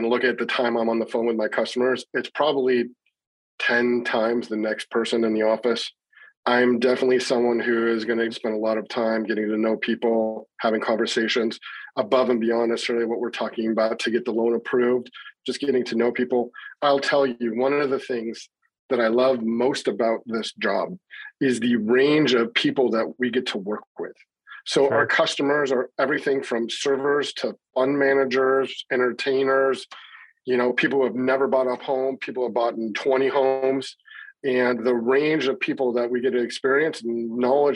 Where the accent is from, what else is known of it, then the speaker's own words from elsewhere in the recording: Seattle, Washington, United States; now in Las Vegas, United States; I'm born and raised in Seattle, though I live in Las Vegas right now